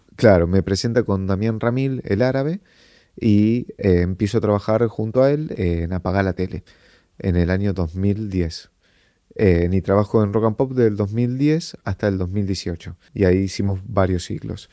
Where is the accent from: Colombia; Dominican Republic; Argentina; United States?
Argentina; somos de Argentina